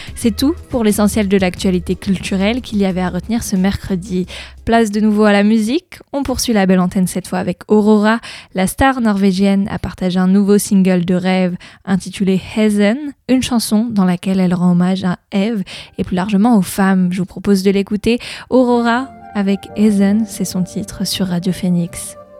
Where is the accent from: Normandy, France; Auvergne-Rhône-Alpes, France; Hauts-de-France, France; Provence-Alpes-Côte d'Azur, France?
Normandy, France; chez nous en Normandie